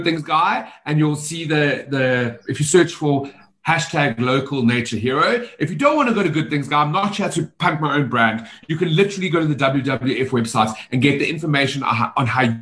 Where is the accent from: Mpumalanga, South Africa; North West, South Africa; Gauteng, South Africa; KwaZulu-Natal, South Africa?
Gauteng, South Africa; Johannesburg